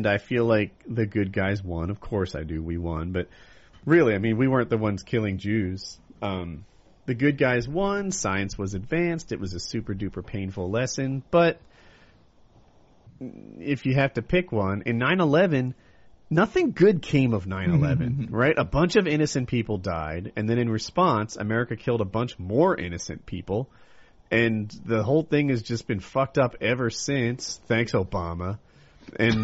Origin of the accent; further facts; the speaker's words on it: Ocean City, United States; When I grew up, though, I grew up in Ocean City